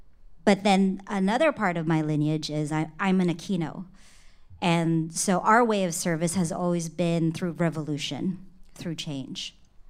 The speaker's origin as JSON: {"language": "English", "country": "Philippines", "said": "because I think being a Filipino, servitude is a thing in our culture, right?"}